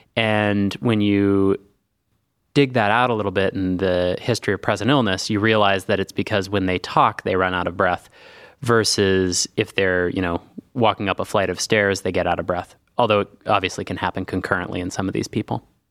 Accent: Northern California, United States; moved away as an adult; now in Cleveland, United States; I grew up in Northern California

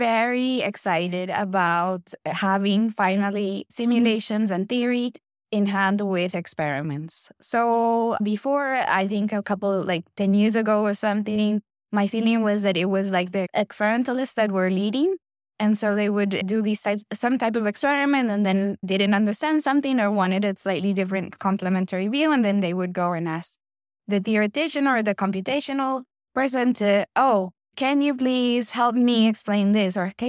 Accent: Medellin, Antioquia, Colombia; moved away as an adult; I was born in Medellin, Colombia, and that's basically where I grew up and where I did my undergrad studies.

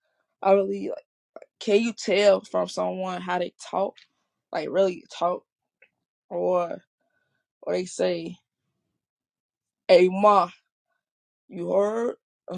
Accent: Chicago, Illinois, United States; also born or lived in Fort Wayne, Indiana; It was new to Fort Wayne, and that's where I was little. And they like, y'all sound like y'all not from here. I'm like, no, we're not from here. We're from Chicago. They're like, yeah, I can tell because how y'all sound, the accent.

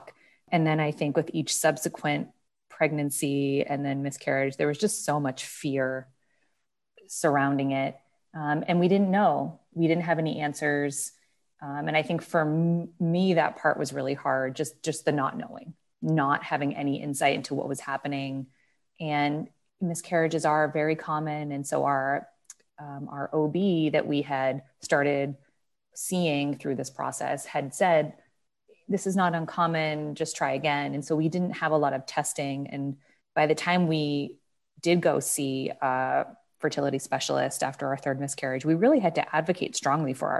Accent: New England, United States; moved away as an adult; also born or lived in Boston; now in Columbus, United States; I'm from New England. And so I was in Boston

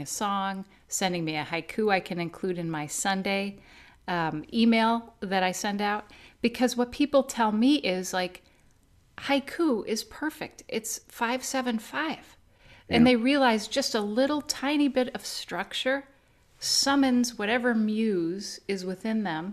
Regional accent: Naperville, Illinois, United States; I grew up in Naperville, which is a suburb of Chicago

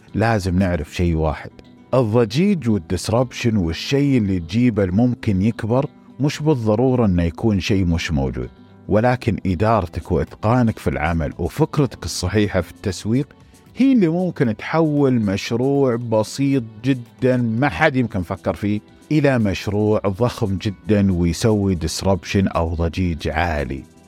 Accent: Saudi Arabia; عندنا في السعوديه

